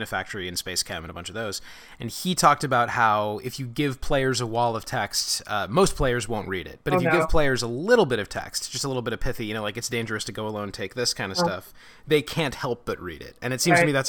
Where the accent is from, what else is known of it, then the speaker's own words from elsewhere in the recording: Los Angeles, California, United States; I grew up in Los Angeles